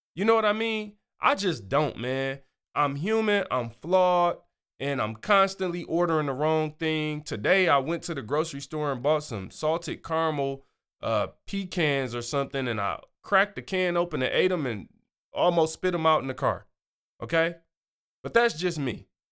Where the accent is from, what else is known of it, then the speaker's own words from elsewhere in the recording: Michigan, United States; I'm from Michigan